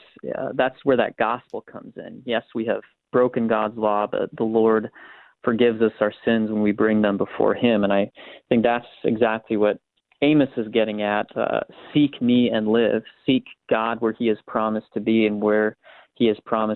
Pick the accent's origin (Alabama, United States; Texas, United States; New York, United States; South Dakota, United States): South Dakota, United States; growing up in South Dakota, I would go on runs with my dad really early in the morning.